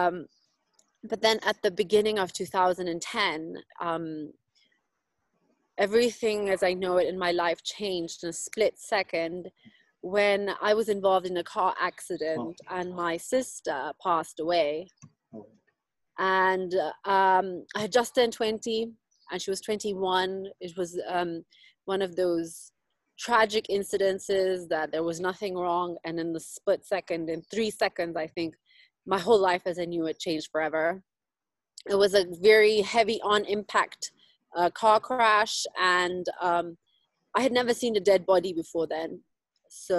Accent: Nairobi, Kenya; also born or lived in South Africa; So I live here in Nairobi. I was born and raised here.

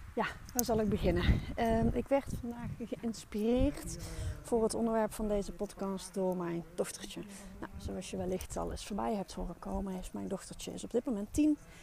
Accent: North Brabant, Netherlands; Ik ben een Brabander

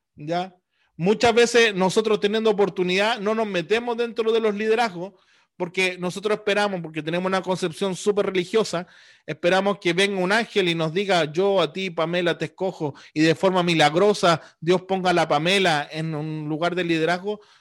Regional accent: Chile; nosotros como americanos, como chilenos, al otro lado del mundo, hemos recibido el Evangelio

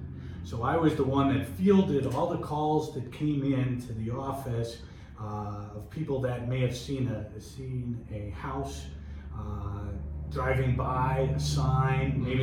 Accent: Naperville, Illinois, United States; I grew up in Naperville on the northeast side.

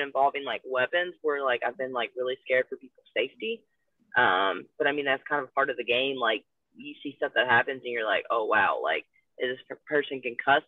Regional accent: Louisville, Kentucky, United States; it's in my hometown

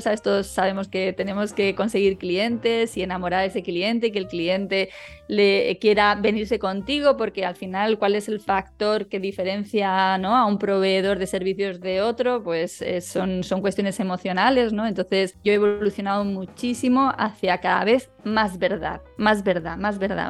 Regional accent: Madrid, Community of Madrid, Spain; moved away as an adult; now in Málaga, Spain; yo nací aquí, aunque me crié en Madrid

